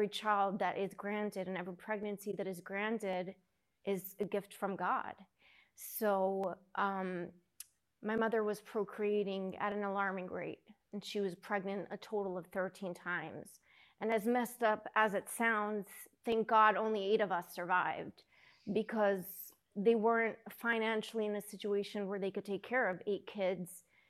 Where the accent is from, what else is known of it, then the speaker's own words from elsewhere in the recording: Lakewood, New Jersey, United States; also born or lived in Los Angeles / Brooklyn; So I was 3, and then we moved to Brooklyn. Lived there till I was 9, and then we moved to New Jersey. To Lakewood, New Jersey.